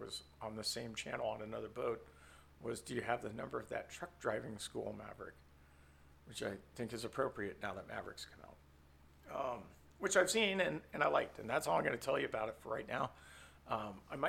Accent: San Francisco Bay Area, California, United States; in a family growing up in the Bay Area

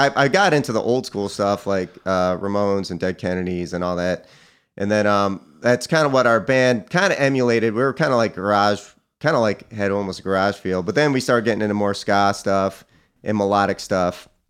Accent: New York, United States; also born or lived in Richmond, United States; now in Philadelphia, United States; No, I'm from Cortland County, New York, which is by Syracuse and Ithaca. Yeah. Then I moved to Richmond, and then back up to Philly.

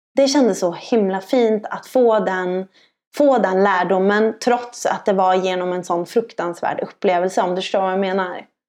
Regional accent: Sweden; som svensk

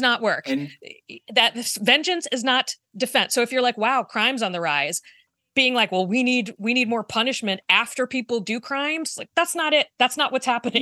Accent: Virginia, United States; growing up in Virginia

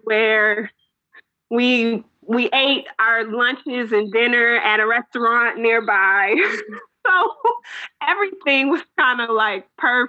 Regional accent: Ghana; And for me, I'm from Ghana, so almost everything that was going on, I'm like, this pertains to my people, you know?

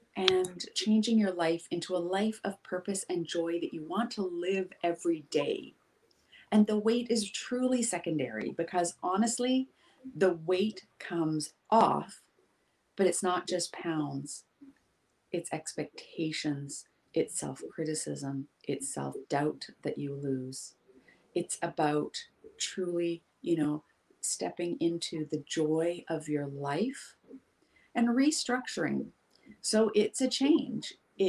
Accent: Pacific Northwest, United States; You can tell I grew up in the Pacific Northwest because I always use like forest analogies or beach analogies

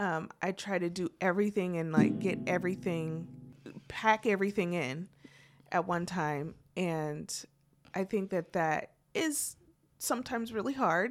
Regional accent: Portland, Oregon, United States; moved away as an adult; also born or lived in Vancouver, Washington; now in Muncie, United States; I was born and raised in Portland

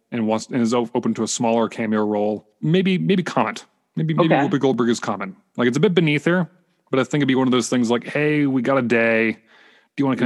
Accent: Vancouver, British Columbia, Canada; I grew up in, I'm born and raised in Canada. I'm from Vancouver

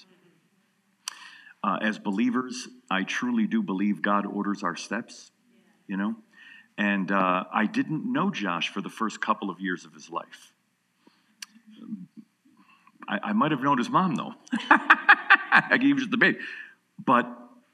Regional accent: New York, United States; now in Atlanta, United States; I'm from New York." I said, but I live in Atlanta

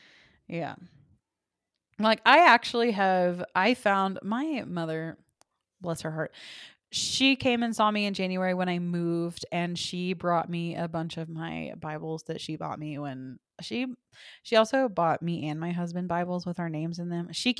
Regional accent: the South, United States; It's so interesting because I'm from the South and there are so many people that have the exact same upbringing, the exact same church, the exact same teachings

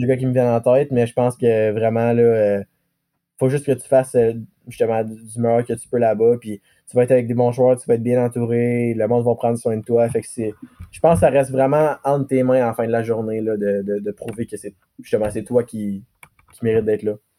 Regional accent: Gatineau, Quebec, Canada; also born or lived in Bathurst, New Brunswick / Montreal / Chicoutimi; je viens d'Elmer parce que c'est, mon petit coin de.

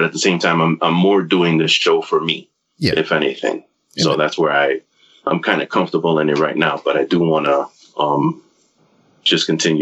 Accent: New York, United States; now in Florida, United States; I still consider myself a New Yorker

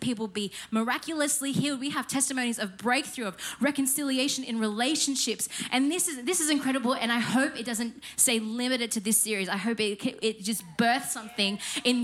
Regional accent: Penrith, New South Wales, Australia; I grew up in Penrith

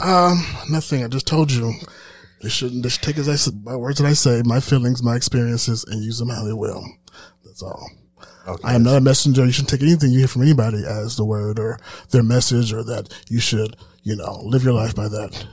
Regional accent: United States; I'm American

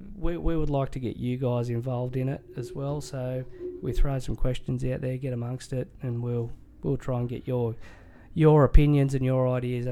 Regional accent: Australia; as an Australian sports fan

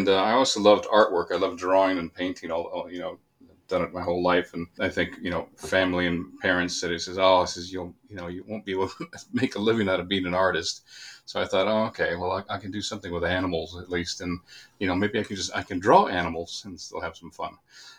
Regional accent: Phoenix, Arizona, United States; moved away as an adult; also born or lived in Los Angeles; now in Wellington, New Zealand; I grew up in Phoenix, Arizona

